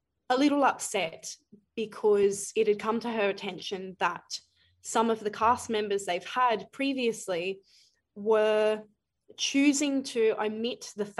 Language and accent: English; Brisbane, Queensland, Australia; also born or lived in Ipswich, Queensland; I grew up in Brisbane. I went to primary school in Brisbane, but I have grown in Ipswich